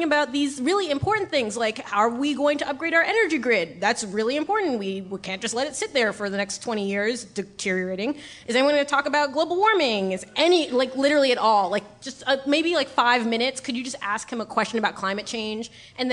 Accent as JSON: {"language": "English", "region": "New York", "country": "United States", "tie": "born or raised there", "said": "I was born and raised in New York"}